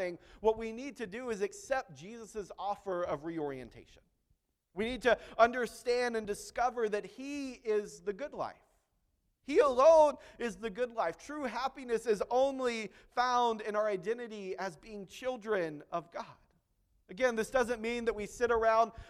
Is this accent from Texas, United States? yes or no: yes; Texas, United States; I'm not French, I can't speak French, I'm still from Texas